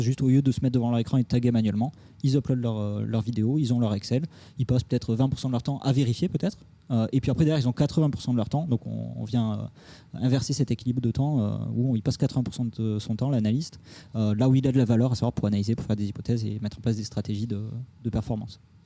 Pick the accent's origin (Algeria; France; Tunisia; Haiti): France; Toulouse, Occitania; moved away as an adult; now in Paris, France; Je viens de Toulouse, sud de la France. je suis arrivé à Paris il y a 6 ans, 7 ans maintenant